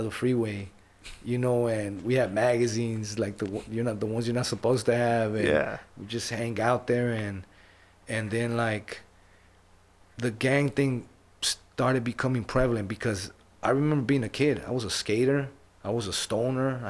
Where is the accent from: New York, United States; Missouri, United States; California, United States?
California, United States; Los Angeles; I was born in Los Angeles